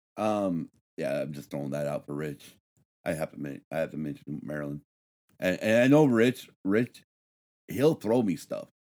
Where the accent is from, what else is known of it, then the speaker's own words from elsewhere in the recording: Battle Mountain, Nevada, United States; Growing up in Battle Mountain, Nevada